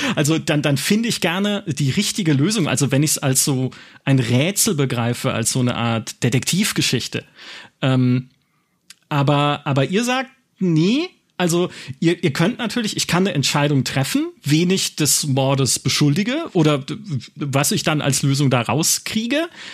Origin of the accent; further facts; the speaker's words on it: Black Forest, Baden-Württemberg, Germany; im Schwarzwald spielt, in meiner Heimat